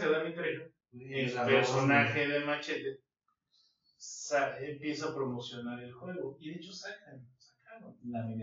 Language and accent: Spanish; Mexico; Como buen mexicano. buen mexicano.